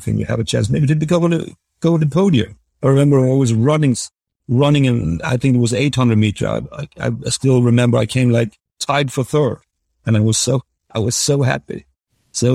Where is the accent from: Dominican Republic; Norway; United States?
Norway; growing up in Norway, I really thought that bridge was a fair game.